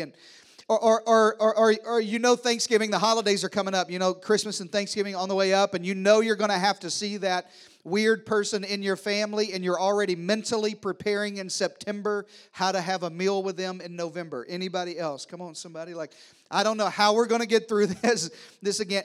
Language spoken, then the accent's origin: English; the South, United States; I'm from the South